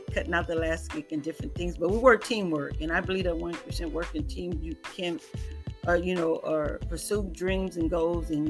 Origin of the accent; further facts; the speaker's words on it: California, United States; I tell you, I am from California to here.